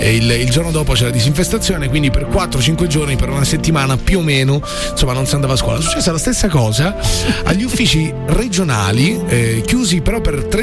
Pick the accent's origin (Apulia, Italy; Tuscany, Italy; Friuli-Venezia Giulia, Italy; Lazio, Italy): Lazio, Italy; Rome; qui dietro, sono di Roma